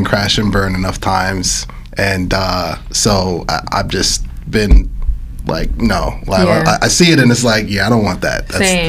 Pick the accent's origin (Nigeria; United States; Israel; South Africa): Nigeria; I'm Nigerian.